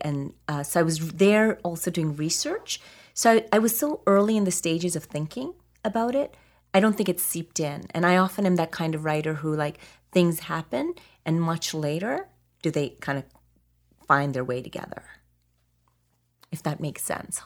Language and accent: English; Alberta, Canada; I grew up in Alberta